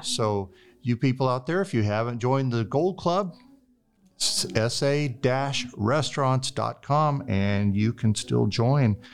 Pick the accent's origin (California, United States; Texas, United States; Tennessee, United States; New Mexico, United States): Texas, United States; San Antonio; I'm from San Antonio